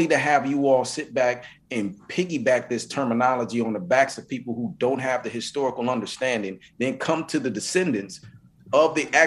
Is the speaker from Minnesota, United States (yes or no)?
yes; Minnesota, United States; also born or lived in Mississippi; I'm from Mississippi, you know, and I grew up in Minnesota